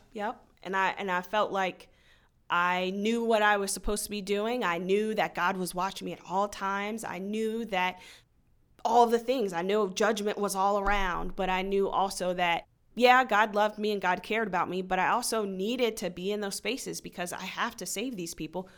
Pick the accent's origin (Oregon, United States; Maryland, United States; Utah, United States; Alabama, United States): Maryland, United States; Frederick; I was born and raised in Frederick.